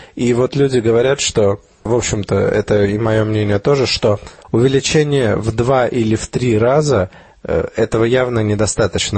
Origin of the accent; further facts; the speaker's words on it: Armenia; moved away; где я рос, в Армении